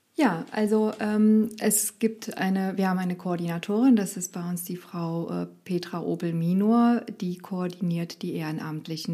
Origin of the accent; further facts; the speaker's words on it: Romania; also born or lived in Rhein-Lahn, Germany; now in Germany; ich bin in Rumänien aufgewachsen